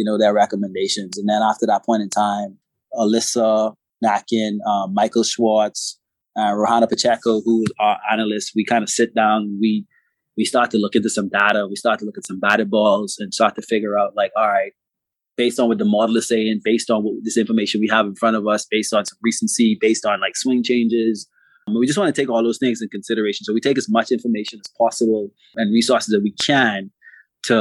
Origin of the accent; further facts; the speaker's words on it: Bahamas; I'm from the Bahamas. I grew up playing fast pitch softball